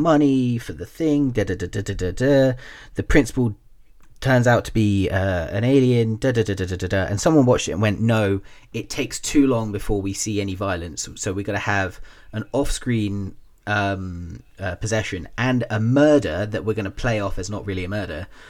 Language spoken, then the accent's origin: English; Taunton, South West England, United Kingdom; the town where I grew up in Taunton, we had the Somerset College of Arts and Technology